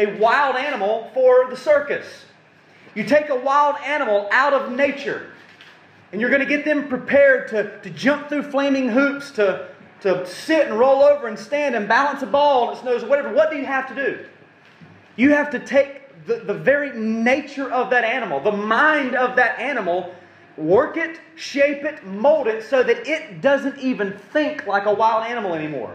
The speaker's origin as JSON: {"language": "English", "country": "United States", "said": "we're so American"}